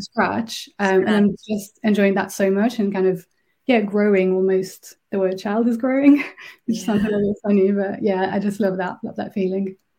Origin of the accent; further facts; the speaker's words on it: France; first language French; English is a second language; moved away as an adult; also born or lived in Berlin; now in Birmingham, United Kingdom; I'm originally from France, uh, but I've been living in Birmingham for almost 10 years now